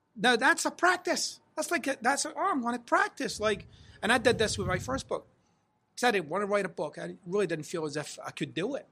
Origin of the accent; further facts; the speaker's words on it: Scotland, United Kingdom; I'm Scottish